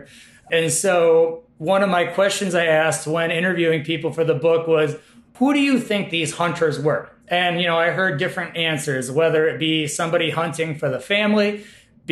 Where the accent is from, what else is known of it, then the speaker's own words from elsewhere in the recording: Utica, New York, United States; also born or lived in Colorado; now in Madison, United States; I'm from the Utica area of New York